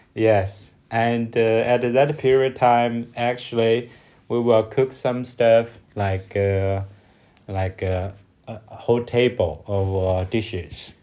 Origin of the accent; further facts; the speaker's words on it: China; English is a second language; from China